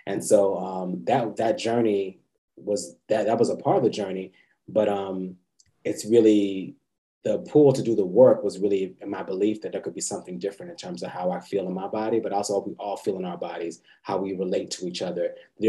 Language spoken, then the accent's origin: English; Georgia, United States; also born or lived in Fort Lauderdale, United States / Germany; I'm a military brat, but I was born in Fort Lauderdale, Florida. Lived all across the really world, Germany, all across the United States. Really kind of went to high school and middle school in Georgia.